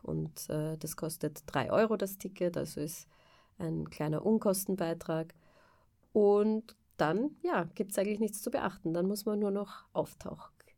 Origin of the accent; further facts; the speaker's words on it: Vienna, Austria; moved away as an adult; also born or lived in England / France; Ich bin ursprünglich aus Wien